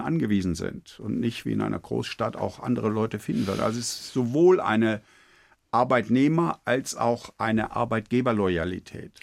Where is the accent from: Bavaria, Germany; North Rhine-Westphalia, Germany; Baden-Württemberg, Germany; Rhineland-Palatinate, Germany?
Rhineland-Palatinate, Germany; Eifel; accent: Eifel Platt; moved away; ich mich aus dem kleinen Eifeldorf in die Welt Globalia emporgearbeitet